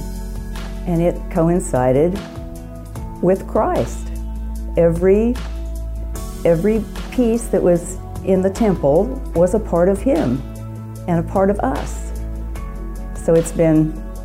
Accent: Nebraska, United States; now in Springfield, United States; I grew up in the Presbyterian Church in a little town in Nebraska

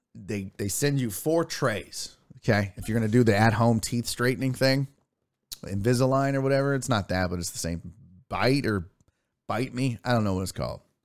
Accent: United States; I'm not German, I'm American, but I'm of German, I'm German American

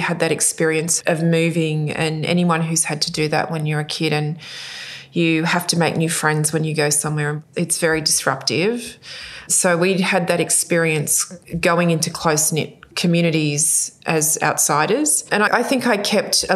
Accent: Sydney, New South Wales, Australia; also born or lived in Cooma / Norfolk Island; And then I grew up from that time in Sydney. I grew up in the Sutherland Shire

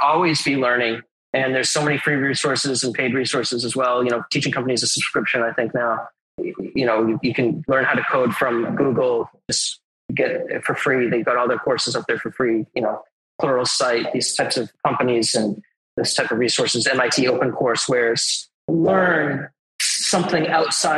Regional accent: Westborough, Massachusetts, United States; also born or lived in Cambridge, Massachusetts; I'm originally from Westboro, Massachusetts.

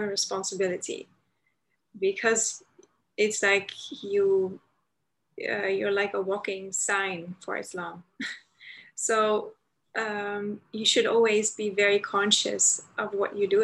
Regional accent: Amsterdam, North Holland, Netherlands; I'm Dutch, born and raised in the Netherlands, in Amsterdam

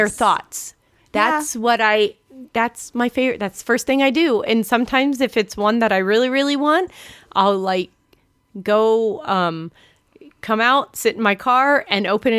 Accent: Virginia, United States; I'm from Virginia.

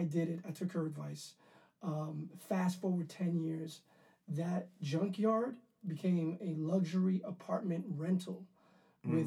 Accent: New York City, New York, United States; I grew up in Harlem.

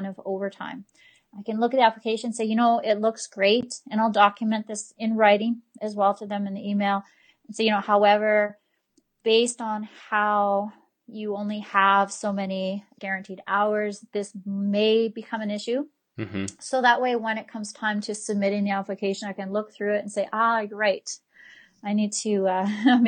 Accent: the Kootenays, British Columbia, Canada; also born or lived in Alberta; now in Cranbrook, Canada; I'm from the Kootenays. I've lived here most of my life, but I actually moved to Alberta for 10 years

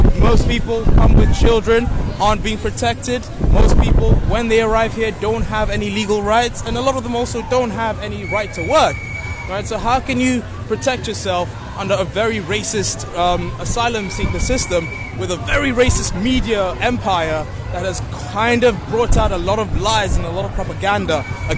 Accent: Kenya; moved away as an adult; now in Glasgow, United Kingdom; I'm from Kenya.

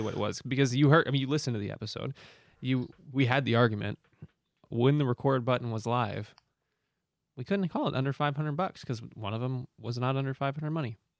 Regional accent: United States; I'm American

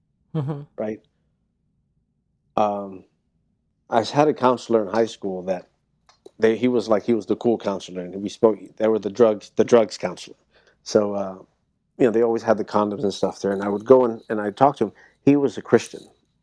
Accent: New York, United States; also born or lived in Miami, Florida / Washington Heights / Hell's Kitchen; I was born in Miami and I grew up in New York

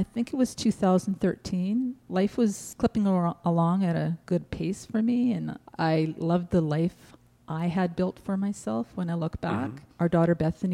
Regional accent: Winnipeg, Manitoba, Canada; also born or lived in California; I grew up in Winnipeg, mom and dad, no brothers and sisters.

